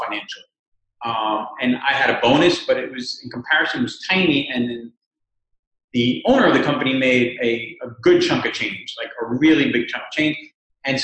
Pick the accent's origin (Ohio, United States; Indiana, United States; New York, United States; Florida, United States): New York, United States; New York City; also born or lived in Cuba; We come from Cuba, and I came here when I was a year and a half old, so I've been basically raised in New York City for the last 45 years or so.